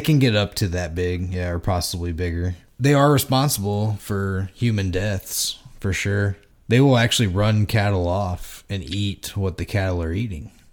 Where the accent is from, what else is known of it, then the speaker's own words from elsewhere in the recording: Texas, United States; now in Indiana, United States; living in Texas growing up